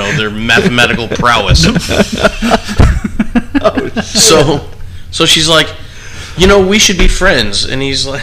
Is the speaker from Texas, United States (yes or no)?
no; New York, United States; moved away; I grew up in New York.